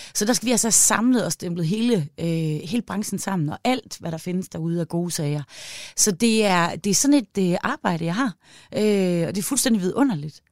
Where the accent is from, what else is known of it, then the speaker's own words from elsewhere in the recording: Aalborg, North Denmark Region, Denmark; Jeg er fra Aalborg i Nordjylland